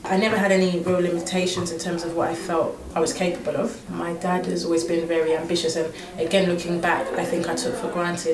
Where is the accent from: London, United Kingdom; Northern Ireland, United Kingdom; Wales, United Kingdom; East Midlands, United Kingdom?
London, United Kingdom; I was born and raised here in London, more specifically in Surrey, Mitcham